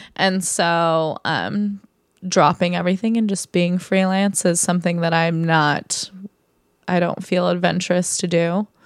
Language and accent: English; Orange County, California, United States; moved away as an adult; now in Los Angeles, United States; I grew up in Orange County